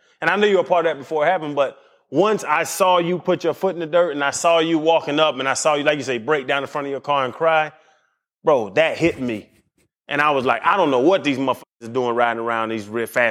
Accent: Atlanta, Georgia, United States; moved away; I was from Atlanta.

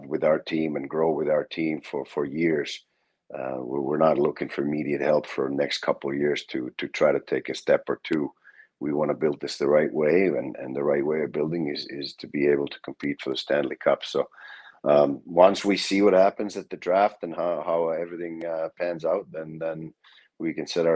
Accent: Finland; moved away as an adult; also born or lived in Tampere, Finland; now in Columbus, United States; I was born in that city. But lived a little further north most of my life

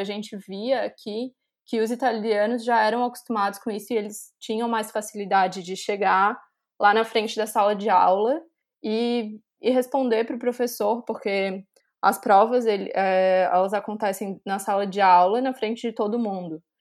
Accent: Florianópolis, Santa Catarina, Brazil; moved away as an adult; now in Milan, Italy; sou de Florianópolis, Santa Catarina

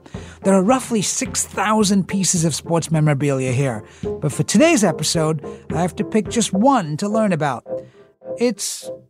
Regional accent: England, United Kingdom; moved away; I grew up in England

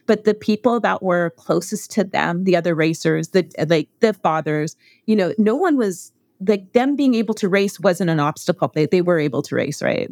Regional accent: Canada; I grew up in Canada.

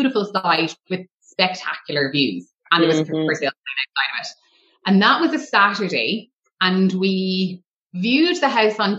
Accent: Waterford, Munster, Ireland; also born or lived in Tramore, Co Waterford; I'm from Waterford

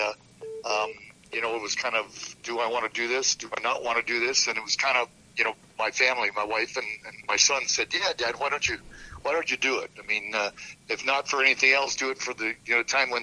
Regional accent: Saskatoon, Saskatchewan, Canada; now in St. Louis, United States; we were going to be moving to Saskatoon, which, of course, is my hometown

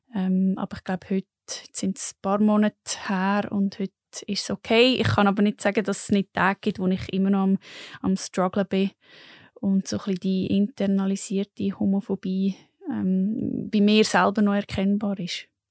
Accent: Lucerne, Switzerland; moved away; ursprünglich bin ich von Luzern

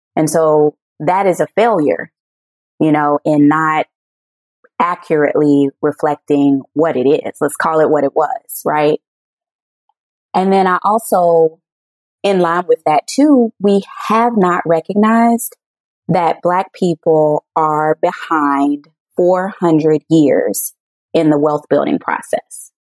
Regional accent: the South, United States; now in Chicago, United States; I'm born and raised in the South

